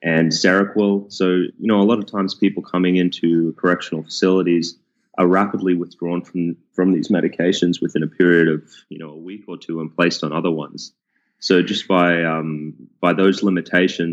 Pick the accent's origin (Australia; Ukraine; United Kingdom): Australia; Sydney, New South Wales; moved away as an adult; also born or lived in Queensland; now in Houston, United States; I grew up in Sydney, Australia, and I went to the University of Queensland